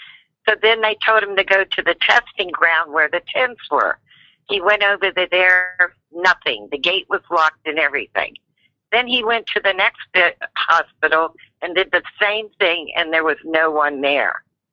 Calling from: Oregon, United States; I'm calling from Oregon.

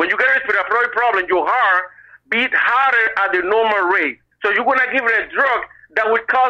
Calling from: Boston, Massachusetts, United States; I'm calling from Boston.

